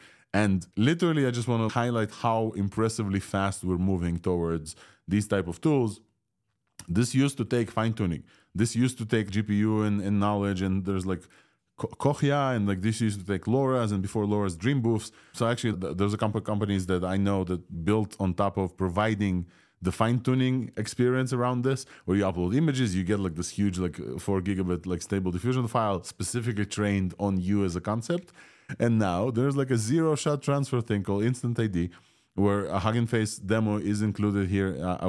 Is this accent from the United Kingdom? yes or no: no; Ukraine; first language Russian; English is a second language; And I asked it to dub me in Russian, a language that I do speak, and my mother tongue from Ukraine.